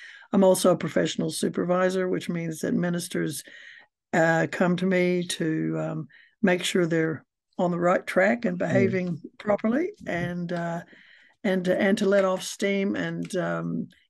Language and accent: English; United States; now in New Zealand; I'm an American and I've lived in New Zealand for 50 years, so I've been here a long time, longer than your students have been alive, and I'm a Kiwi now